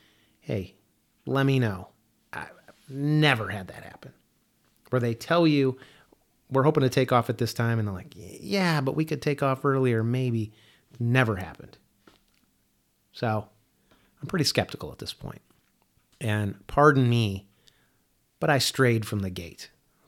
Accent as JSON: {"language": "English", "town": "Chicago", "region": "Illinois", "country": "United States", "tie": "born or raised there", "said": "I grew up in the Midwest, in Chicago, and, you know, I don't know trees."}